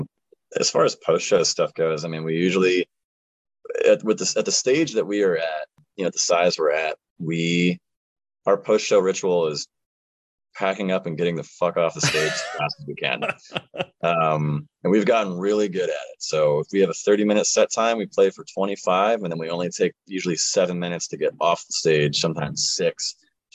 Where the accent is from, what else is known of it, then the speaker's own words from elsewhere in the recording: Orlando, Florida, United States; now in Nashville, United States; my hometown, Orlando